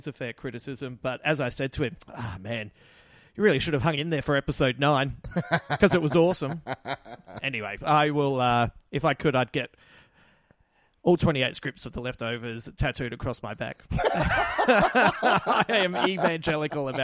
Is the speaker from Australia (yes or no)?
yes; Adelaide, South Australia, Australia; accent: Adelaide; That's my little Adelaide accent